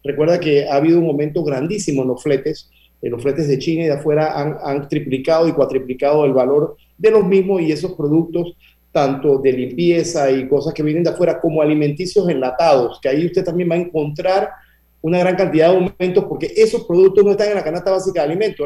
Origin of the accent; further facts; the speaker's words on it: Panama; nosotros somos panameños